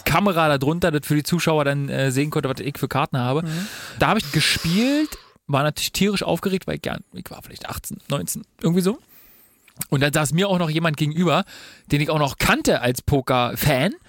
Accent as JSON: {"language": "German", "country": "Germany", "said": "bei uns in Deutschland"}